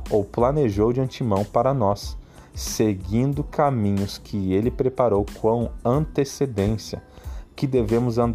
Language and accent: Portuguese; Rio Grande do Sul, Brazil; Para quem não sabe, eu sou gaúcho mas também como eu lido com muitas pessoas do uh, que não são aqui da região do sul, não são gaúchos, eu falo também você.